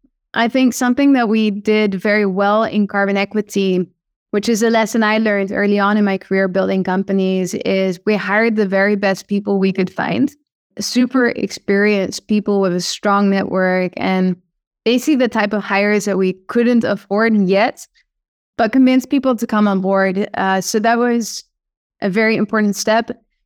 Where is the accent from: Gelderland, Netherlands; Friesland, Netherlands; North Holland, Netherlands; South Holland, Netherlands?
North Holland, Netherlands; Amsterdam; accent: Dutch; English is a second language; Yes, correct. Yes. Awesome. Do you hear my Dutch accent?